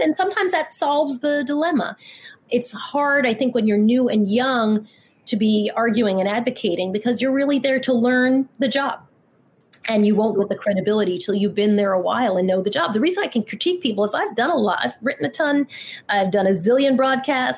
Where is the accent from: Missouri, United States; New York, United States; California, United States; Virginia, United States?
New York, United States; Long Island; I grew up in Long Island